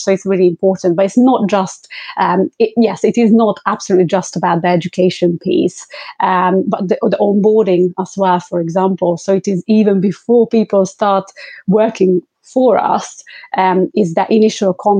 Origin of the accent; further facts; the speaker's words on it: London, United Kingdom; I'm from London